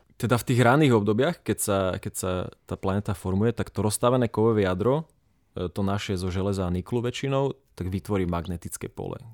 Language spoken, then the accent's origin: Slovak; Prešov and Košice, eastern Slovakia, Slovakia; sme z Prešova a Košic.